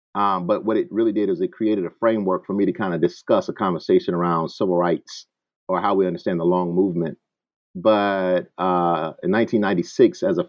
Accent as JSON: {"language": "English", "town": "Selma", "region": "Alabama", "country": "United States", "tie": "born or raised there", "said": "By and large, my family resides in the American South. So with that being said, when I was a kid, I grew up in Selma, Alabama."}